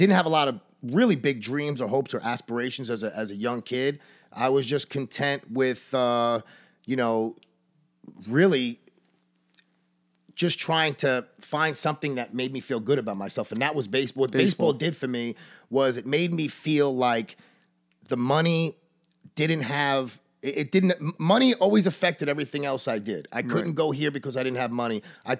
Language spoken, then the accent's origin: English; Brooklyn, New York, United States; I was born in Coney Island in Brooklyn, New York, in 1977.